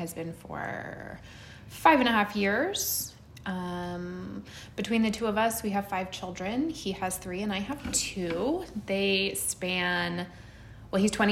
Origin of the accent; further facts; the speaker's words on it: Central Oregon, United States; also born or lived in California; I've lived in Central Oregon since I was 5 years old. I was born in California.